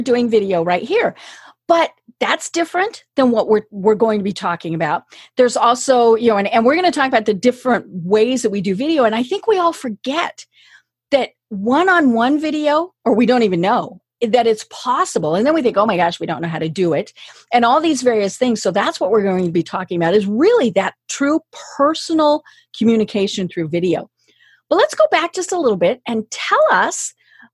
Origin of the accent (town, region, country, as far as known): Colorado, United States